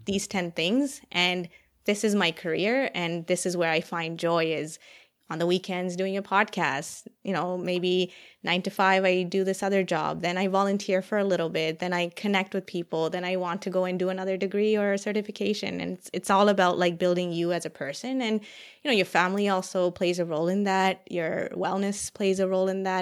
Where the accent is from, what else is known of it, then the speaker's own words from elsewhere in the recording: Toronto, Ontario, Canada; moved away as an adult; also born or lived in Saskatchewan; I was from Ontario or not from Saskatchewan